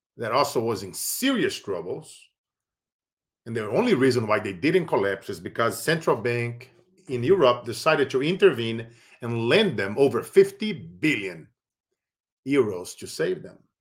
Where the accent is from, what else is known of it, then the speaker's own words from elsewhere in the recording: Brazil; now in Silicon Valley, United States; I grew up in Brazil